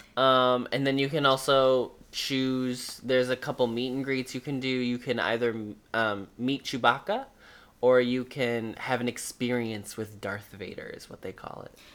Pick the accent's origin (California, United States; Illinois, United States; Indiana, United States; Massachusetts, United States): Indiana, United States; Northern; I'm from Northern Indiana, and he went to a high school that was the town next to mine